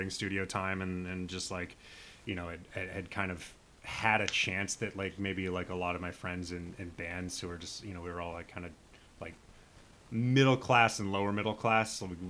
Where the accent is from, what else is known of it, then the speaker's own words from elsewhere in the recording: Nebraska, United States; I grew up in Nebraska.